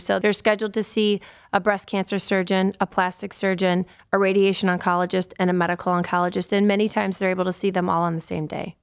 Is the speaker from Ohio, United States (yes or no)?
yes; Cleveland, Ohio, United States; also born or lived in Akron / Southern California; I grew up on the west side of Cleveland, so all my family's still in Cleveland